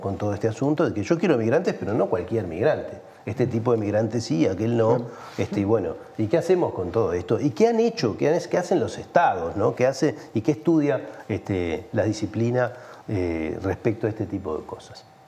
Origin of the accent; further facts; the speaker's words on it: Uruguay; somos los uruguayos que no estamos en el país